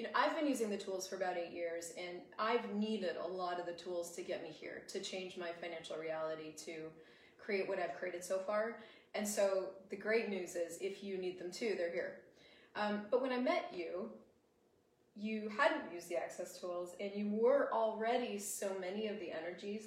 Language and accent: English; United States; accent: American; my American accent